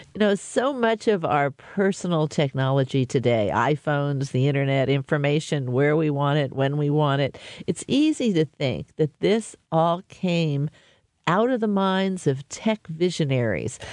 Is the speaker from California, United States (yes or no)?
yes; Menlo Park, California, United States; I grew up in Menlo Park